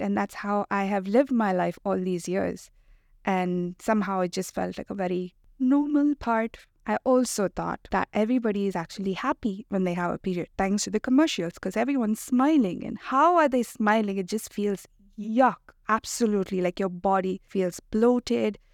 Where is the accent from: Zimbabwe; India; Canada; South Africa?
India; moved away; I grew up in India